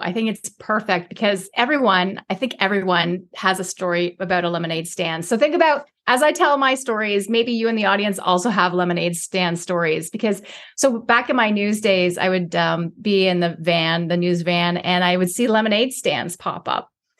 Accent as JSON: {"language": "English", "town": "Toronto", "region": "Ontario", "country": "Canada", "tie": "born or raised there", "said": "Where I grew up in Toronto, in inner city Toronto, before being in downtown was really super cool."}